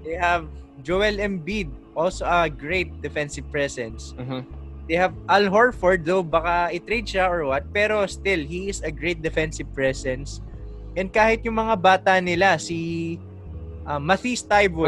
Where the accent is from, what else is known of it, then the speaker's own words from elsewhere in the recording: Philippines; as a Filipino